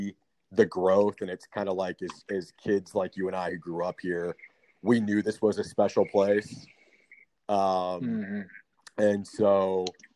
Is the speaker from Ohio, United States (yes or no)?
no; Austin, Texas, United States; I grew up here. My mom moved here in the '80s to go to college and she never left